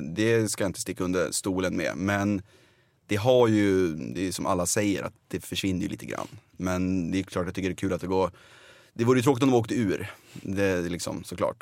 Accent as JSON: {"language": "Swedish", "area": "outside Uppsala", "region": "Uppsala County", "country": "Sweden", "tie": "born or raised there", "said": "jag är uppväxt utanför Uppsala"}